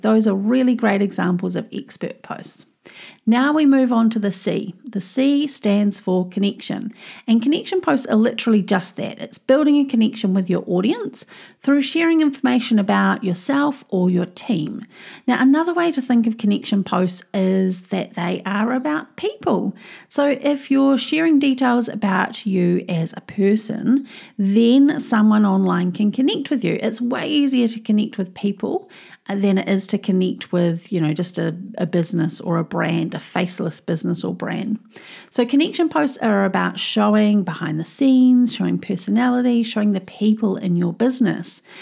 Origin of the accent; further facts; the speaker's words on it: New Zealand; I'm a Kiwi. You know, here in New Zealand